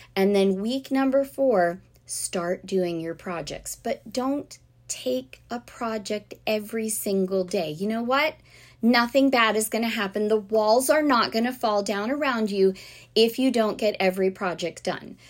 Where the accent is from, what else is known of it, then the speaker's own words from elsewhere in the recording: South Florida, United States; growing up in South Florida